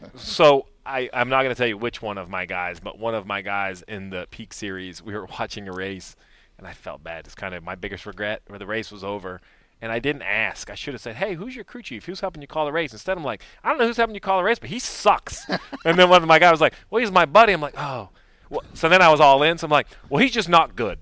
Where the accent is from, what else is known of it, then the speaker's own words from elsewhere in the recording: New England, United States; I grew up up here in New England